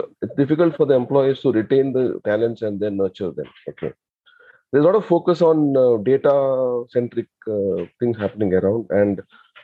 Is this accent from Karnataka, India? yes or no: yes; Mangalore, Karnataka, India; now in Bangalore, India; So I basically from Mangalore, my hometown is Mangalore